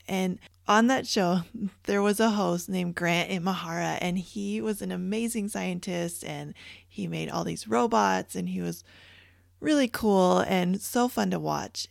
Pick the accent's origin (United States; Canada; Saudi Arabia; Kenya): Canada; moved away; I grew up in Canada